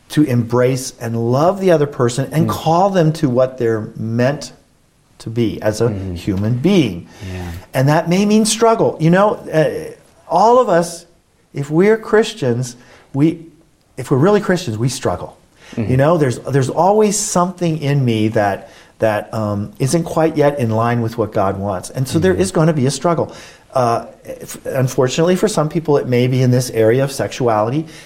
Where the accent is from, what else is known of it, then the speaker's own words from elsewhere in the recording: United States; I'm an American